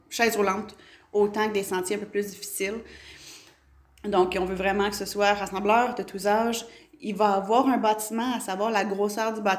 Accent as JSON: {"language": "French", "region": "Quebec", "country": "Canada", "said": "Moi, je suis près d'Ayers puis je le dis pas que je viens de Stan je dis que je viens de près d'Ayers"}